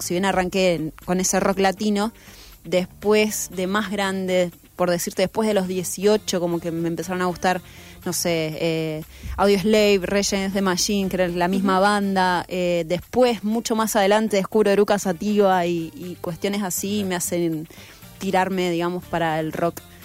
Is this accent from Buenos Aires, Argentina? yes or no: no; Villa Gobernador Gálvez, Santa Fe, Argentina; pasé toda mi infancia en Villa Gobernador Galvez